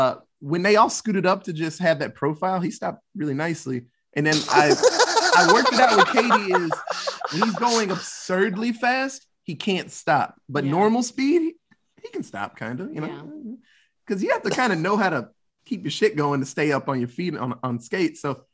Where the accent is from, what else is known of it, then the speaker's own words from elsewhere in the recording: Texas, United States; And I'm from Texas.